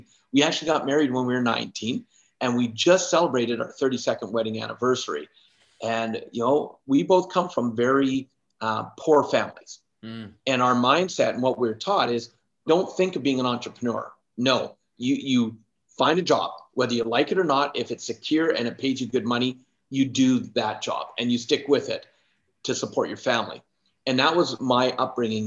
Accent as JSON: {"language": "English", "country": "Canada", "also_born_or_lived": "Alberta", "said": "I'm Canadian and I live in Alberta. And so I'm in central Alberta"}